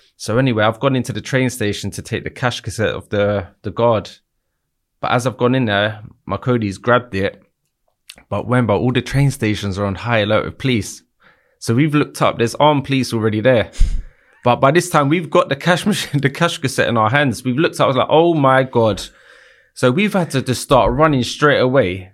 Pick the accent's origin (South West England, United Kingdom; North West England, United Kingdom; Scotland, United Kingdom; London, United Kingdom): London, United Kingdom; I grew up in Battersea my whole life